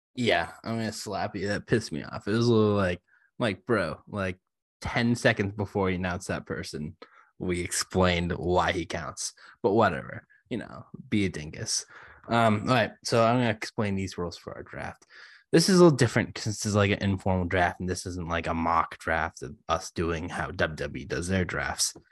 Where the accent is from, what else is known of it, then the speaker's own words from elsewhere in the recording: Boston, Massachusetts, United States; I was born in Chinatown. uh, Boston